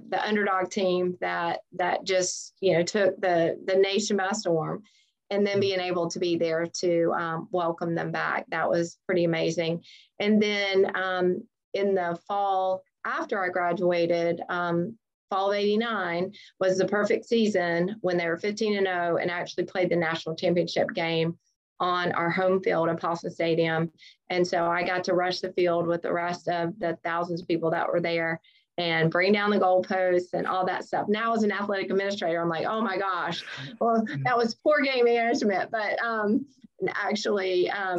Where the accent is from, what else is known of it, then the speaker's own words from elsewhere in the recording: Keystone Heights, Florida, United States; now in Georgia, United States; we grew up in Keystone Heights, Florida